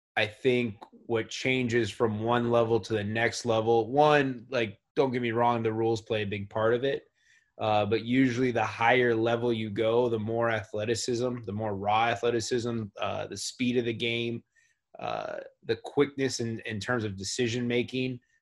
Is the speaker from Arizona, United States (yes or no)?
yes; Tucson, Arizona, United States; growing up in Tucson, where uh, Pac-12 basketball and University of Arizona basketball is really popular